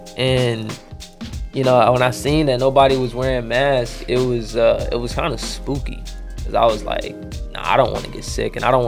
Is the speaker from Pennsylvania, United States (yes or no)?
no; Hinesville, Georgia, United States; moved away as an adult; also born or lived in Fort Stewart, Georgia; now in Charleston, United States; I am an artist from Georgia. I was born in Fort Stewart, raised in Hinesville, 31313, 912. Shout out 912. Been here and moved to Charleston to the 843 for school.